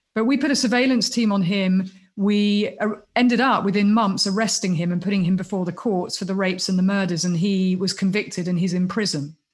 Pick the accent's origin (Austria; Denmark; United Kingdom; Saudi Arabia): United Kingdom; accent: British; moved away; also born or lived in United States; because of my accent, because I'm British